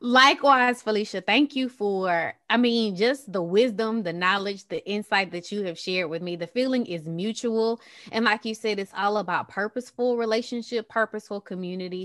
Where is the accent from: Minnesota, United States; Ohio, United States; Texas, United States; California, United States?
Texas, United States; also born or lived in Qatar; I'm from Texas, as you guys can probably hear it.